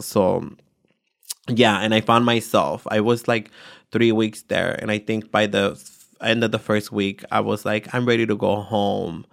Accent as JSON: {"language": "English", "town": "San Jose", "region": "California", "country": "United States", "tie": "born or raised there", "also_born_or_lived": "Atoyac de Álvarez, Guerrero, Mexico", "said": "I grew up in East Side San Jose"}